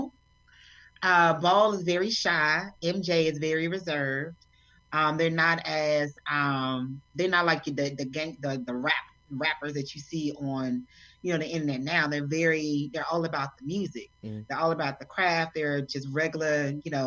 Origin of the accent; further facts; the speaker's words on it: Fort Worth, Texas, United States; moved away as an adult; now in Atlanta, United States; I grew up in Texas